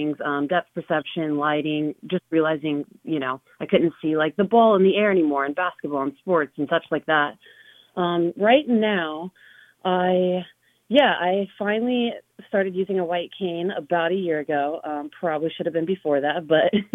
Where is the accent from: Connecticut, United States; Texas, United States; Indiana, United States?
Indiana, United States; Richmond; also born or lived in Bloomington, Indiana; now in Indianapolis, United States; I grew up in Richmond, Indiana